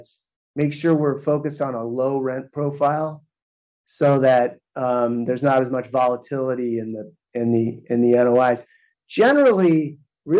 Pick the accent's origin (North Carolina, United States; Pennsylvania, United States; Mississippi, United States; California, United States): California, United States; San Francisco; my hometown of San Francisco